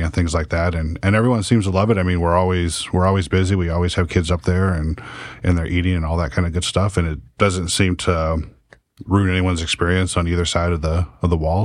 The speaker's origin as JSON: {"language": "English", "town": "Salem", "region": "Oregon", "country": "United States", "tie": "born or raised there", "also_born_or_lived": "Ontario, Oregon"}